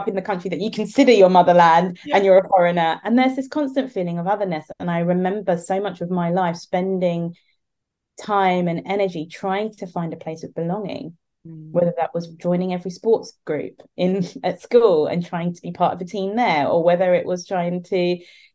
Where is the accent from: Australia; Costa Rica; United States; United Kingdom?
United Kingdom; London; moved away; I was born and raised in the UK, so very much born into British culture, you know. And I was born in London